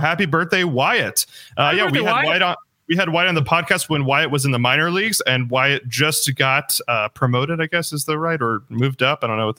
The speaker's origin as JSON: {"language": "English", "town": "Los Angeles", "region": "California", "country": "United States", "tie": "born or raised there", "also_born_or_lived": "Phoenix", "moved": "yes", "said": "I was born in Los Angeles."}